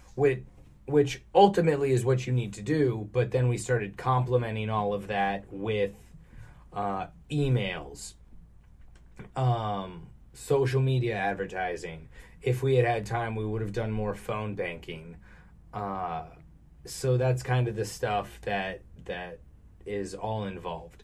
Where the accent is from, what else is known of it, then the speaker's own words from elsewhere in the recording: Arizona, United States; now in California, United States; growing up in Arizona